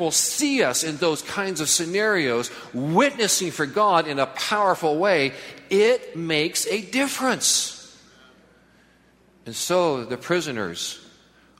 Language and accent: English; Southern California, United States; Barbara and I grew up in Southern California